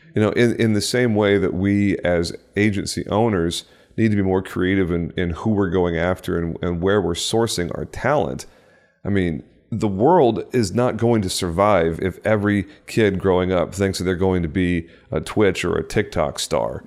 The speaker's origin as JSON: {"language": "English", "region": "Texas", "country": "United States", "tie": "born or raised there", "said": "my home state of Texas"}